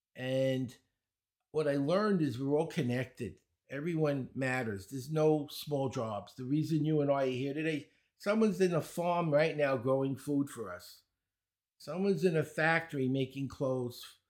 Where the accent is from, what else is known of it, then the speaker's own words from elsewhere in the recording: New York City, New York, United States; accent: Brooklyn; I grew up in Brooklyn. You might notice, uh, I have a Brooklyn accent